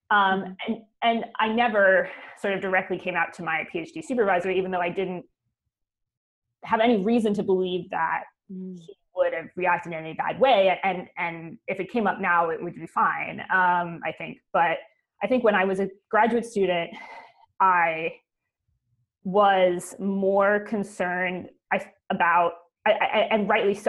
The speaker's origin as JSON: {"language": "English", "country": "Canada", "moved": "yes", "lives_now": "Oxford, United Kingdom", "said": "I'm actually Canadian."}